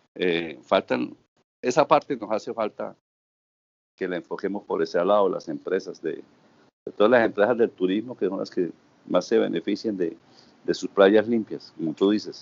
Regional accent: Bucaramanga, Santander, Colombia; moved away as an adult; also born or lived in Suaita, Santander / Cartagena; now in Santa Marta, Colombia; mi origen es santanderiano de Suaita, Santander. Me estudié en la ciudad de Bucaramanga

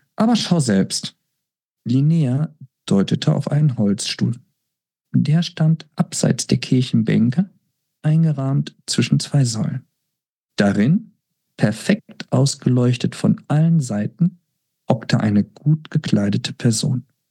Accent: Lügde, North Rhine-Westphalia, Germany; moved away; ich denke auch gerne an meine Kindheit und Jugendzeit in Lüchte zurück

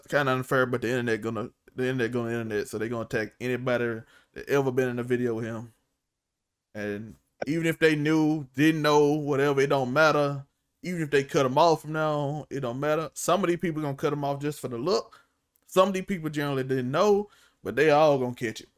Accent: Mississippi, United States; I'm from Mississippi, and Mississippi not like you think it is

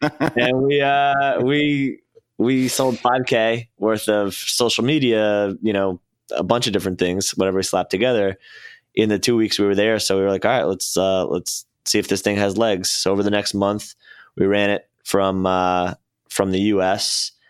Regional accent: Syosset, New York, United States; moved away as an adult; also born or lived in Arizona; I grew up in, uh, Long Island, Syosset

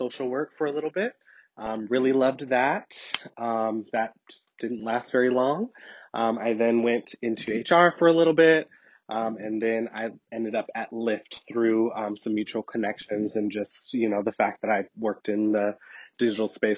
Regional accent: Portland, Oregon, United States; I am born and raised in the City of Roses, Portland, Oregon

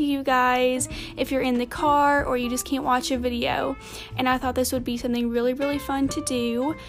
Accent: Tennessee, United States; I am 17 and I'm in Tennessee right now because I live in Tennessee and I'm from Tennessee.

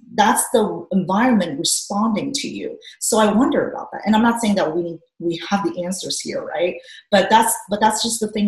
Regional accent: Hungary; moved away; We grew up in Hungary. I did. So our family lived in Hungary for many years.

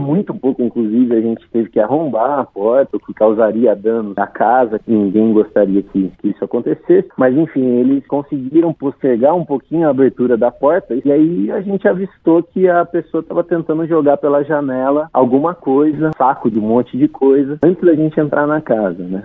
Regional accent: Poços de Caldas, Minas Gerais, Brazil; da cidade de Pós de Caldas, Minas Gerais, que é a minha cidade natal.

